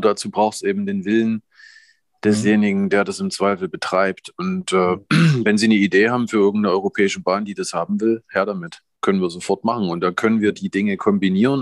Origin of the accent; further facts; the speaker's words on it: Grimma, Saxony, Germany; ich stamme aus Grimma, äh, in Sachsen